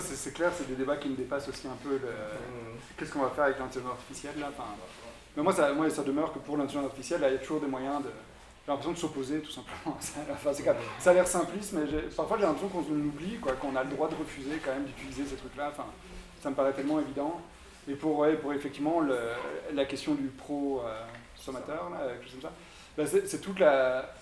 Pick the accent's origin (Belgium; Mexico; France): Belgium; je viens de Belgique